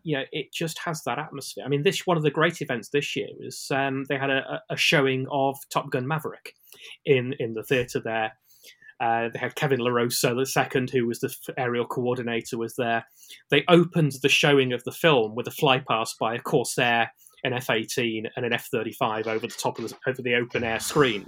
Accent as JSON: {"language": "English", "country": "United Kingdom", "said": "as a Brit"}